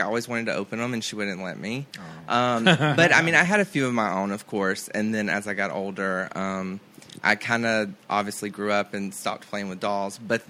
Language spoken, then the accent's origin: English; the South, United States; I'm from the South.